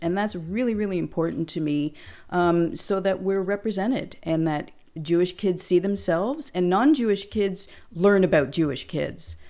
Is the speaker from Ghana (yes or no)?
no; Hamilton, Ontario, Canada; now in Clinton, Canada; my hometown of Hamilton, Ontario